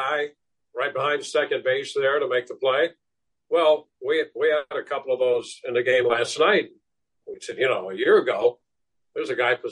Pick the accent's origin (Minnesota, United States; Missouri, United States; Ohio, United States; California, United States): Missouri, United States; St. Louis; I grew up in St. Louis